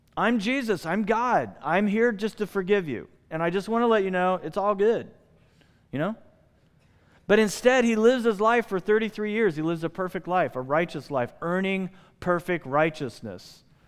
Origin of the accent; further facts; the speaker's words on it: United States; I'm an American.